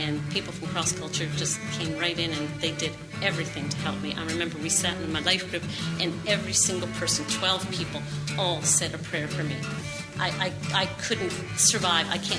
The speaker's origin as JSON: {"language": "English", "country": "Canada", "moved": "yes", "said": "I'm originally from Canada, and my parents used to take us to church every week"}